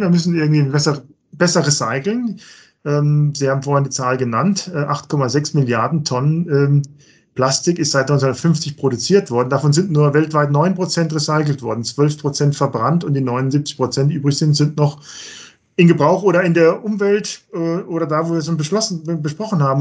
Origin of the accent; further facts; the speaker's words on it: Germany; bei uns in Deutschland